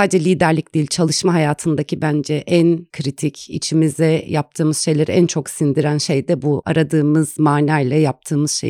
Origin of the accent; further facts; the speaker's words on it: Ankara, Turkey; Doğma büyüme Ankaralıyım. Eğitimimi de Ankara'da